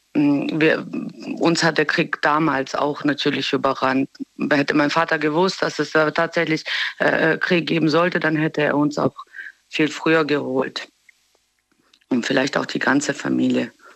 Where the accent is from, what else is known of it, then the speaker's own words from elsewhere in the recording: Germany; also born or lived in Bosnia; wir sind zwar in Deutschland aufgewachsen